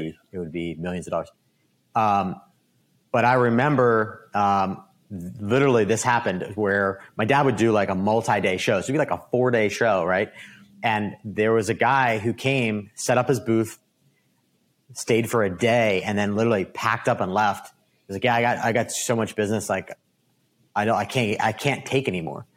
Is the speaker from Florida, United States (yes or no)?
no; Downingtown, Pennsylvania, United States; I was born and raised in Downingtown, Pennsylvania